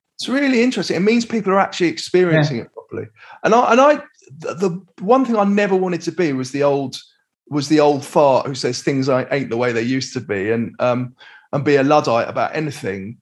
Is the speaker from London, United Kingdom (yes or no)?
yes; London, United Kingdom; I was brought up in Crouch End in North London.